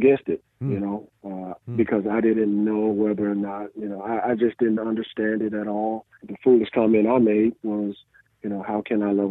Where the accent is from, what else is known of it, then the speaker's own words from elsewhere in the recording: Birmingham, Alabama, United States; growing up in Birmingham, Alabama